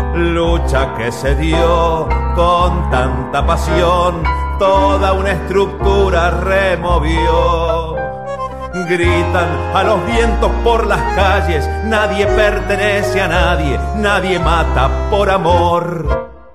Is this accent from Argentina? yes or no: yes; Mendoza, Argentina; soy músico de Mendoza